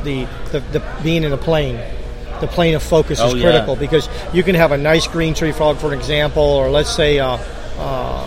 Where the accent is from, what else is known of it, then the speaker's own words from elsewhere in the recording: Florida, United States; I'm a Floridian